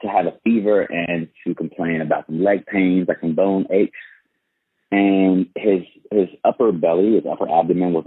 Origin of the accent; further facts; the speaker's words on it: Fort Worth, Texas, United States; moved away as an adult; now in Chino Hills, United States; I'm from Fort Worth, Texas, and I actually relocated to SoCal, the Chino Hills area, for the second time in 2019